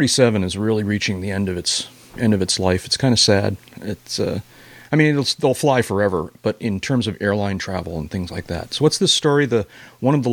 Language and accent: English; Boston, Massachusetts, United States; I grew up in Greater Boston, just north of town